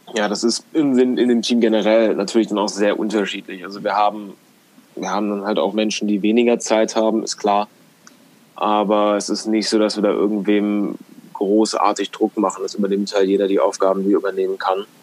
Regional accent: Göttingen, Lower Saxony, Germany; bei uns in Göttingen, wo wir herkommen

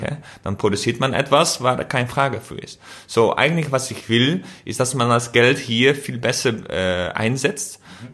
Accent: Netherlands; German is a second language; als äh, Holländer

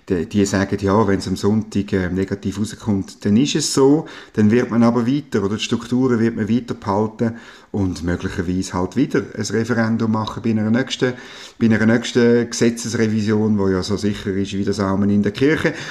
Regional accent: Switzerland; Man hat eigentlich ein bisschen den Nimbus wo wir ja genossen haben als Schweizer, äh, dass unsere SBB so pünktlich ist

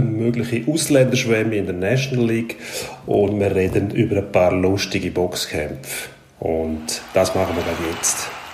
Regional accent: Switzerland; bei uns in der Schweiz

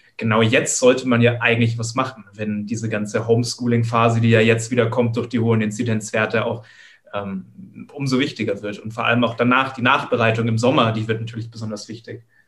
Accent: Munich area, Bavaria, Germany; Ich komme aus, äh, der, aus der Münchner Umgebung

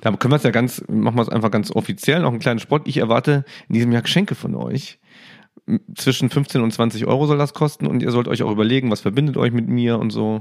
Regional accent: Saarland, Germany; als Saarländer

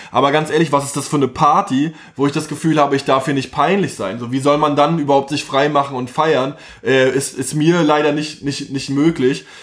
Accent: Chemnitz, Saxony, Germany; now in Berlin, Germany; ich bin halt Ostdeutscher.

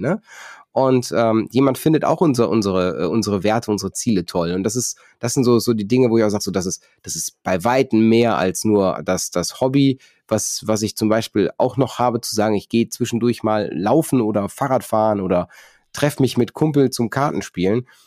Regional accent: North Rhine-Westphalia, Germany; ich komme aus, komme aus NRW

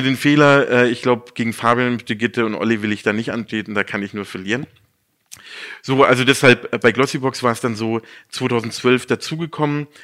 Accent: near Baden-Baden / Karlsruhe, Baden-Württemberg, Germany; moved away as an adult; now in Munich, Germany; Aufgrund der Liebe bin ich dann wieder zurück in meine Heimat. Ich komme aus der Nähe von, von Baden-Baden-Karlsruhe

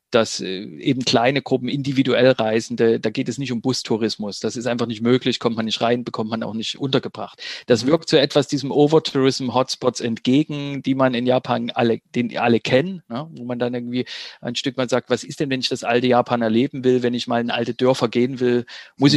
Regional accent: Germany; als Deutsche

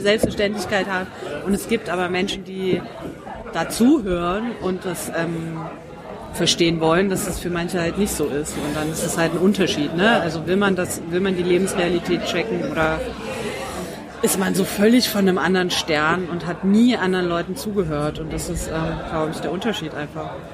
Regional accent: Dresden, Saxony, Germany; moved away; aus Dresden, noch schlimmer

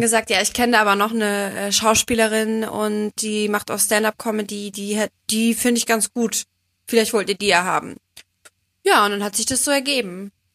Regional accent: Bremen, Germany; now in Cologne, Germany; ich komme ja ursprünglich aus Bremen

